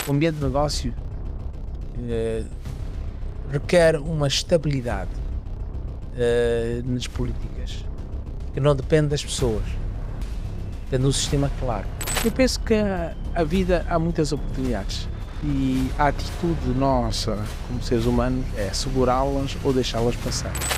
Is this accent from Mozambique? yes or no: yes; Quelimane, Zambezia, Mozambique; also born or lived in Maruro; Sou oriundo da Zambésia, de facto, cidade de Climano, mas é interessante que tive uma infância eh, também na uma zona rural, onde os meus pais viviam